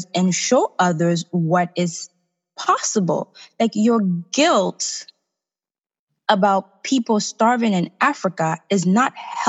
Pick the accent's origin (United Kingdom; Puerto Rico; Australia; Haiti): Haiti; now in United States; I'm from Haiti, and I grew up with my mom, who's a single mom, and we have family back home